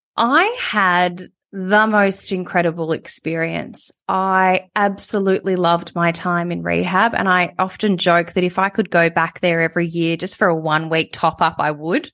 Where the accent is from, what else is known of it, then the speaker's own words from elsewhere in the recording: Melbourne, Victoria, Australia; moved away as an adult; also born or lived in Sydney; I ended up moving to Sydney. So it's an hour's flight from Melbourne.